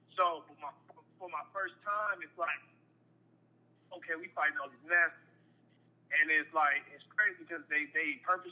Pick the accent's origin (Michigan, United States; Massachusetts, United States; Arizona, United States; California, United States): California, United States; Lancaster; also born or lived in Palmdale, California / San Fernando Valley, California; I'm from Lancaster, L.A. County, but I'm from Lancaster